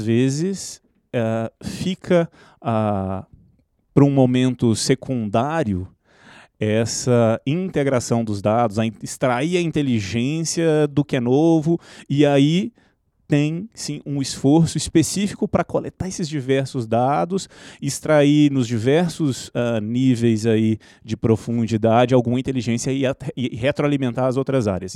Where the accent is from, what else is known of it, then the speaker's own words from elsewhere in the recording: Minas Gerais, Brazil; nós, como mineiros